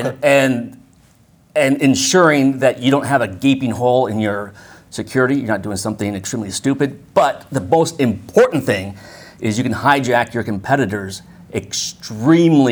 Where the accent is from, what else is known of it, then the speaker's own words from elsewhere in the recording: Bay Area, just south of San Francisco, California, United States; now in North Carolina, United States; I'm originally from California, up in the Bay Area, just south of San Francisco.